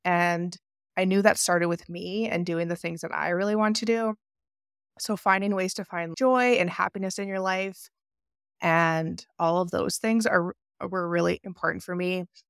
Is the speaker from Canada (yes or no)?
yes; Canada; It took me moving across into a different province because I'm from Canada